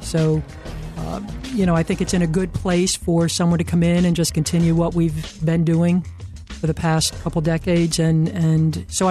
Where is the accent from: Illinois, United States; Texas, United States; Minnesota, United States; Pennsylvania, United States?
Pennsylvania, United States; Towanda; also born or lived in Bucks County; I grew up in northeastern Pennsylvania, {S1} okay. {S2} A place called Towanda. I was born actually in Bucks County, but as I started first grade, we headed up there.